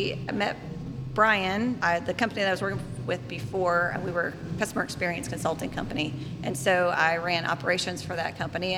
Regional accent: Missouri, United States; now in Cornelius, United States; I am originally from Missouri. I grew up in a very small town in the very northeast corner.

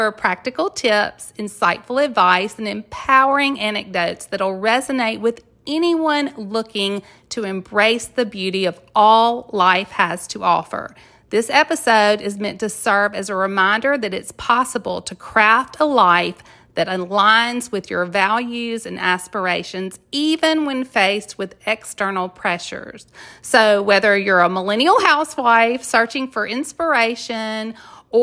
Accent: Mississippi, United States; moved away as an adult; I am from a very small town in Mississippi

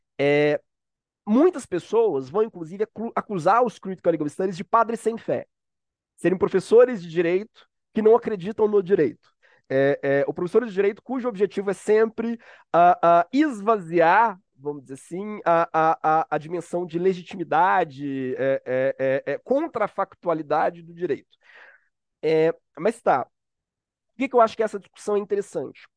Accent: Minas Gerais, Brazil; now in Rio de Janeiro, Brazil; Sou mineiro, então já peço perdão se eu comer palavras ou falar muito rápido

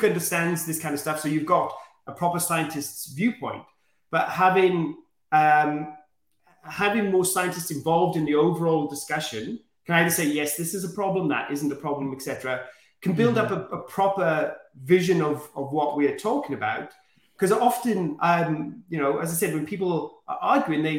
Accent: Wales, United Kingdom; I am very proud of my home country.

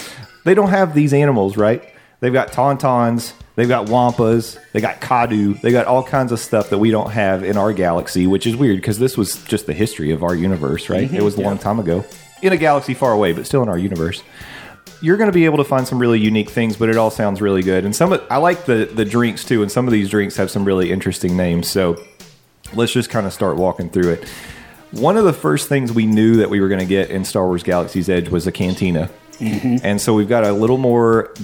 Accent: England, United Kingdom; I'm from England

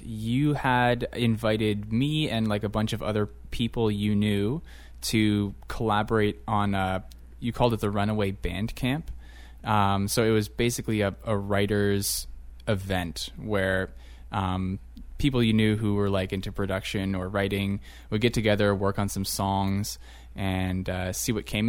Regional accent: St. Catharines, Ontario, Canada; moved away; I come from St. Catharines, which maybe the demographics have changed since I left there a number of years ago, but I definitely grew up being the visible majority

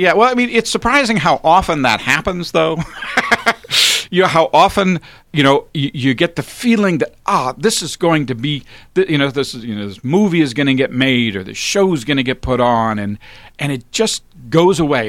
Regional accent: Alexandria, Virginia, United States; also born or lived in Washington, D.C.; I was born in Washington, D C, and I grew up in Alexandria, Virginia.

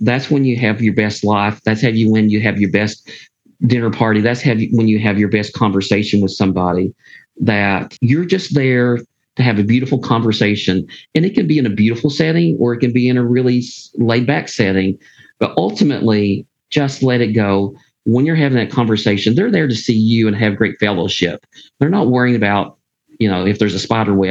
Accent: Pikeville, Kentucky, United States; moved away as an adult; also born or lived in Phyllis, Kentucky; now in Lexington, United States; I'm from Eastern Kentucky. I always say I'm from Pikeville

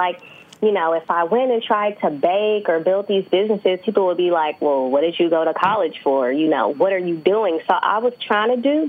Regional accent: San Francisco, California, United States; also born or lived in Atlanta, Georgia; I am originally from San Francisco, California

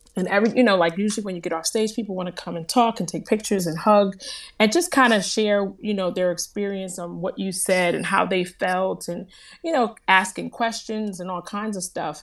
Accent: New Jersey, United States; I am from New Jersey, born and raised. My family is from Haiti

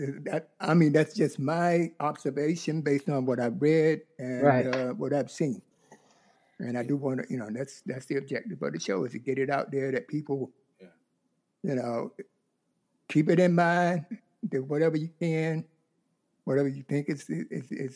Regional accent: North Carolina, United States; I grew up in North Carolina

